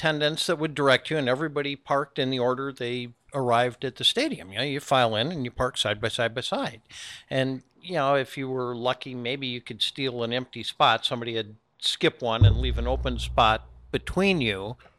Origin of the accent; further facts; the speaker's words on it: Wisconsin, United States; All right, so I grew up in Wisconsin, just outside of Milwaukee